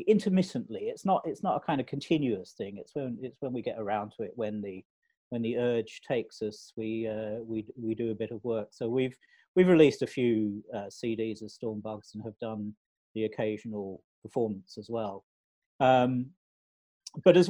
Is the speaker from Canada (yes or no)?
no; London, United Kingdom; moved away as an adult; also born or lived in Australia; I'm from London originally